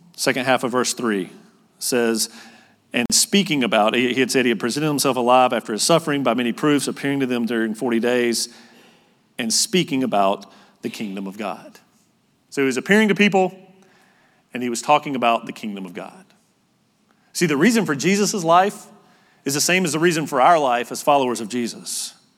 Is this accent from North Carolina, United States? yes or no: yes; North Carolina, United States; moved away as an adult; also born or lived in Utah; I'm from North Carolina